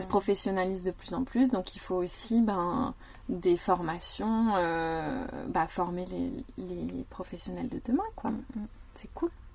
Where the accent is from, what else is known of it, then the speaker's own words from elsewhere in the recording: near Parthenay, Nouvelle-Aquitaine, France; je viens de Viennet, qui est un petit patelin à côté de Partenay